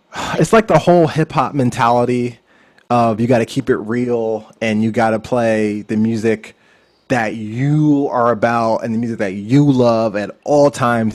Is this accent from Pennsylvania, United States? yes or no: yes; Philadelphia, Pennsylvania, United States; moved away as an adult; also born or lived in Lancaster County, Pennsylvania / South Jersey; now in Los Angeles, United States; I was born in Philadelphia, Pennsylvania